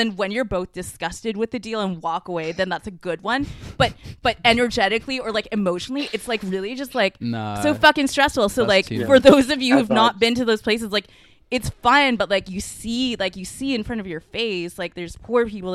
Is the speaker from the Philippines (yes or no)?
no; Canada; I was born here and I'm like barely Chinese. Lewis says my culture is white, which is true because I'm from Canada.